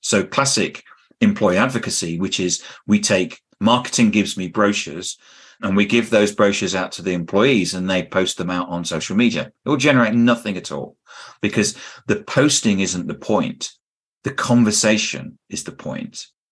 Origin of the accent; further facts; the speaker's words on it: United Kingdom; I'm a Brit